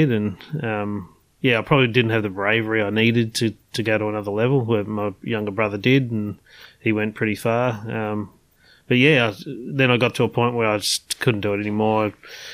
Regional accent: Frankston, Victoria, Australia; I grew up in Frankston, actually.

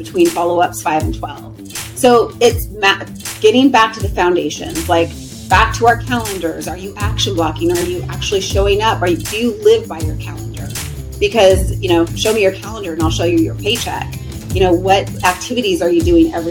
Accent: Riverside, California, United States; moved away as an adult; also born or lived in Huntington Beach, California; now in Scottsdale, United States; I grew up in Riverside, California, and I got out of there when I was 18 to the beach

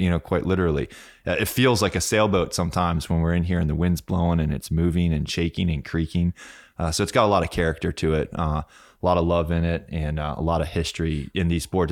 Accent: Key West, Florida, United States; also born or lived in France; I was born in Key West, in Stock Island, actually

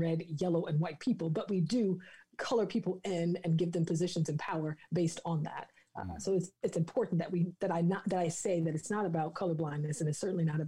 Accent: the South, United States; I'm from the South

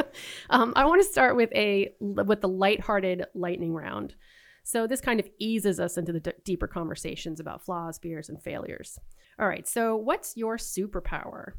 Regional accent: Boston, Massachusetts, United States; moved away; I'm originally from Boston

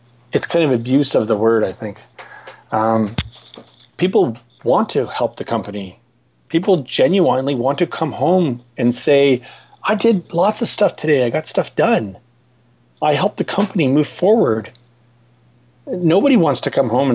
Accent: Ottawa, Ontario, Canada; I'm from Ottawa in Canada

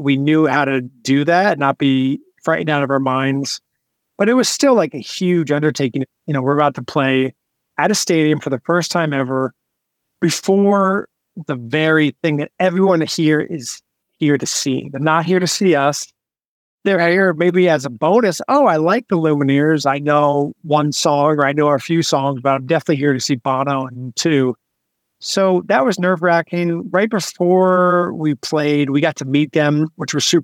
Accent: New Jersey, United States; Growing up in New Jersey

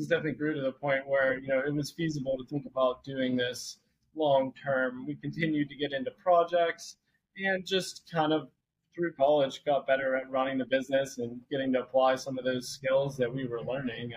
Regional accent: Jefferson Hills, Pennsylvania, United States; We grew up in Jefferson Hills

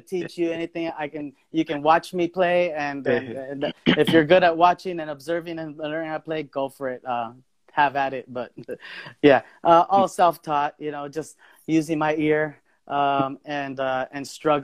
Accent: Bell Gardens, California, United States; also born or lived in Maywood, California; I was born and raised in Bell Gardens, California, which is in Southeast Los Angeles

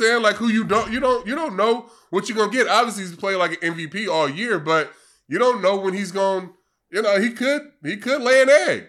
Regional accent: California, United States; moved away; also born or lived in East Coast; growing up in Cali

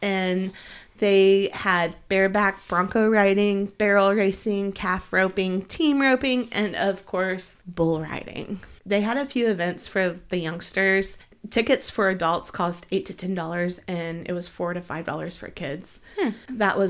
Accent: Oklahoma, United States

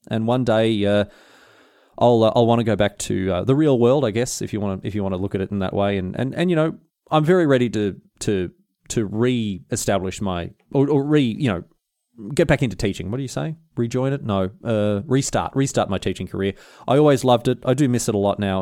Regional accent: Australia

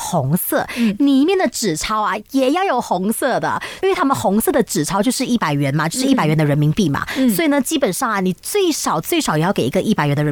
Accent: Malaysia; 海外，也就是我们马来西亚了。

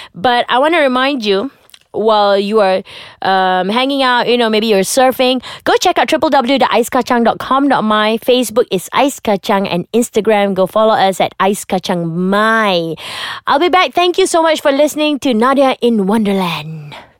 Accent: Malaysia

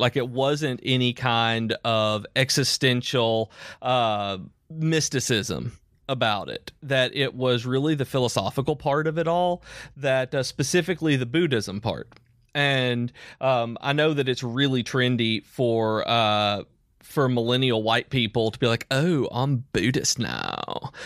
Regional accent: Tennessee, United States; now in Alabama, United States; I'm, I'm from Tennessee. I live in Alabama

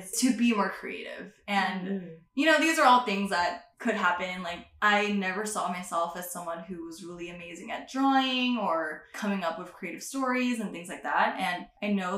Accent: San Leandro, California, United States; also born or lived in Oakland, California; I ended up living in San Leandro for most of my childhood

